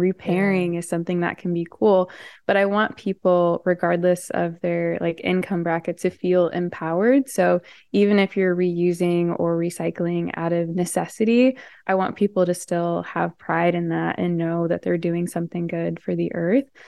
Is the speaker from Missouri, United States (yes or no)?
yes; St. Louis, Missouri, United States; I'm from Saint Louis, Missouri